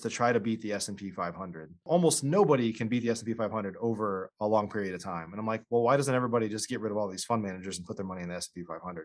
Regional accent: Illinois, United States; I grew up in Illinois

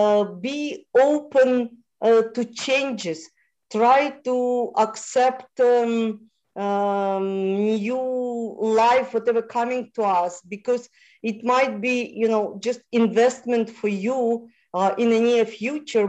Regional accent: Moldova; first language Russian; English is a second language; moved away; I was born in Moldova, which was part of Romania.

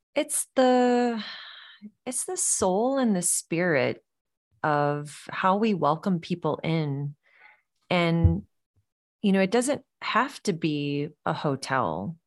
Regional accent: the South, United States; growing up in the South, I think that sense of hospitality was always ingrained in, in our upbringing, our culture

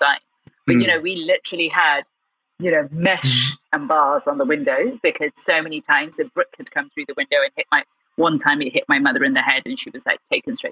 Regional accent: Gloucestershire, South West England, United Kingdom; also born or lived in Birmingham; We're in this tiny village in the heart of Gloucestershire

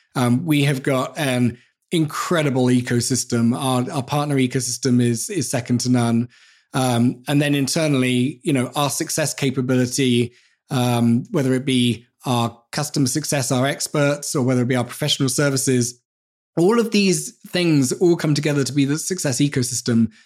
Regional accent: England, United Kingdom; as English people

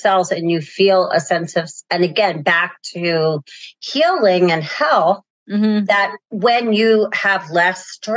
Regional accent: Northeast, United States; I'm from the Northeast

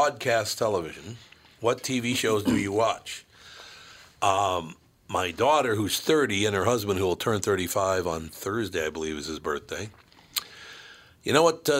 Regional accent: Minneapolis, Minnesota, United States; it was my hometown

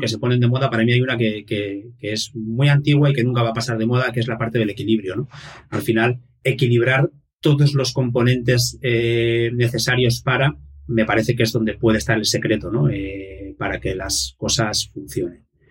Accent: Irún, Basque Country, Spain; nací en el País Vasco, en un pueblito que se llama, una ciudad que se llama Irún, que hace frontera con Francia. Es eh, la última ciudad eh, antes de, de, hecho tenemos la frontera misma aquí. Y nací en el año 1976, con lo cual actualmente tengo 45 años. Y, nada, he vivido aquí toda mi vida.

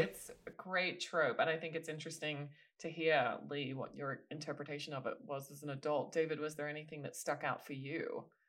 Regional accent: Australia; as an Australian

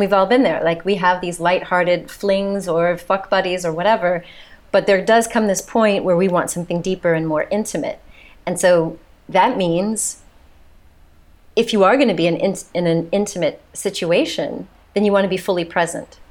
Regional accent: United States; accent: American; moved away as an adult; also born or lived in south of France; now in France; you can tell by my accent, I'm the mm-hmm. American here

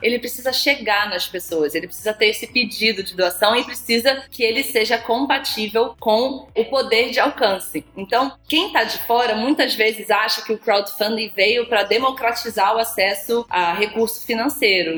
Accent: Rio de Janeiro, Brazil; eu sou carioca

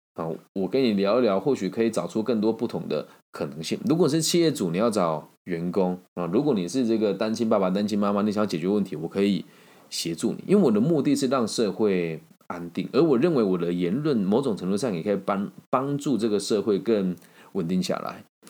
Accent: Taiwan; 因为我是台湾的住户

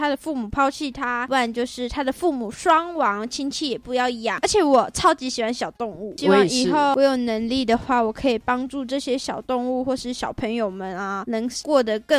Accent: Tainan, Taiwan; moved away as an adult; now in Hsinchu, Taiwan; 因为我们在新竹，我租的地方在深山，我们我自己觉得算在深山，因为我自己是台南人，然后我住在平地

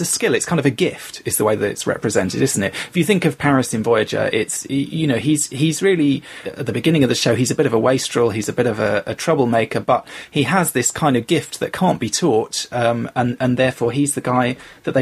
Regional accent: London, United Kingdom; I grew up in London

